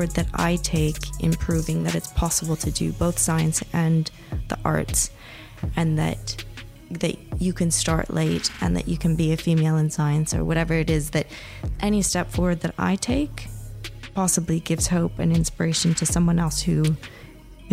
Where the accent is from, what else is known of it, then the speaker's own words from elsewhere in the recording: Los Angeles, California, United States; I was born and raised in Los Angeles, California